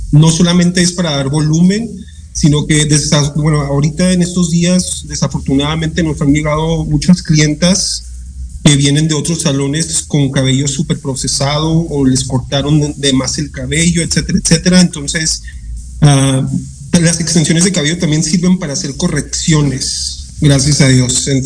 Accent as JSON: {"language": "Spanish", "town": "El Paso", "region": "Texas", "country": "United States", "lives_now": "Cuautla, Mexico", "said": "yo soy del Paso, Texas"}